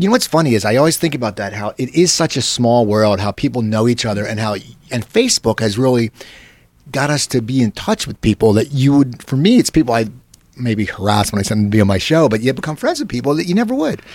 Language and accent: English; Cherry Hill, New Jersey, United States; my hometown, Cherry Hill